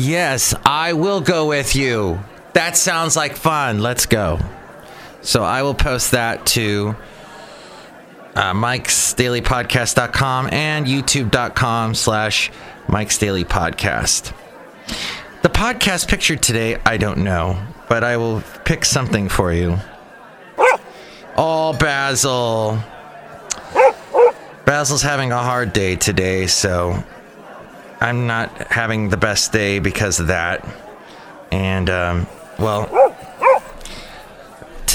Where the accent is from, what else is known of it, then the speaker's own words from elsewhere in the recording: Southern California, United States; now in San Francisco Bay Area, United States; I'm from Southern California originally